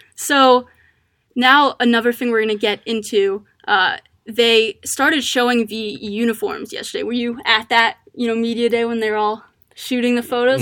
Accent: Maryland, United States; I'm from Maryland.

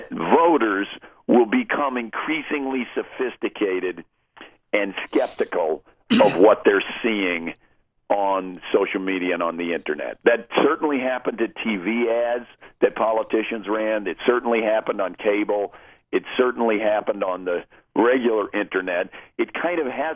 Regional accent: California, United States; also born or lived in Texas; I was born in Texas and grew up in California

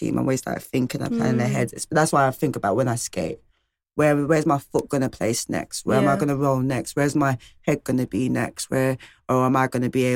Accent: London, United Kingdom; We're all from all ends, like, we're from North London, South London, East London, West London

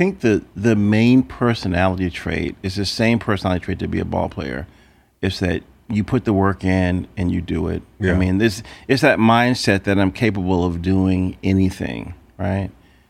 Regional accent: Lynchburg, Virginia, United States; Because Arthur Ashe trained 5 blocks down the street from where I grew up in Lynchburg, Virginia, on Pierce Street.

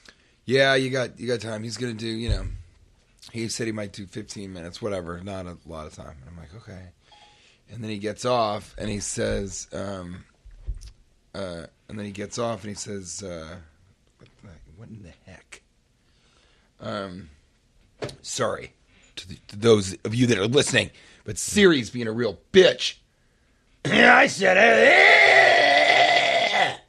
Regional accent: New York City, New York, United States; I'm a New Yorker.

